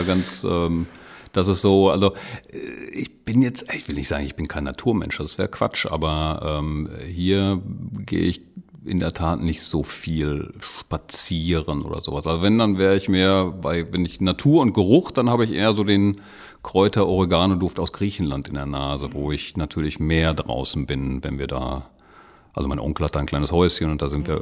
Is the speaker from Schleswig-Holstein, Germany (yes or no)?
no; Lüdenscheid, North Rhine-Westphalia, Germany; moved away as an adult; also born or lived in Wuppertal / Bochum; now in Dortmund, Germany; stamme aus äh, gebürtig aus Lüdenscheid